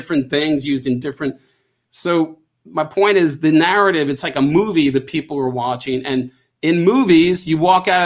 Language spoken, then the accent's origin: English; Long Island, New York, United States; I grew up on Long Island